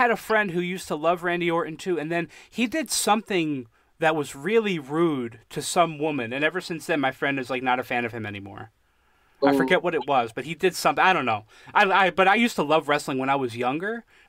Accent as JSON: {"language": "English", "country": "United States", "tie": "born or raised there", "said": "Yeah, I've been here my whole life."}